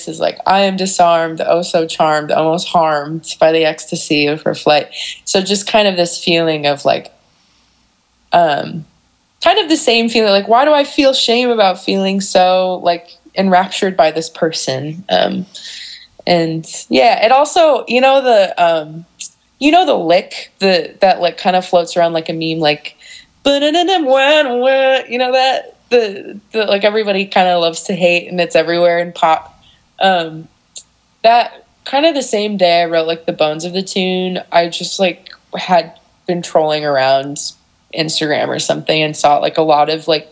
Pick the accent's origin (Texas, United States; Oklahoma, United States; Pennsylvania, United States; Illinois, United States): Illinois, United States; Geneva; I grew up in Geneva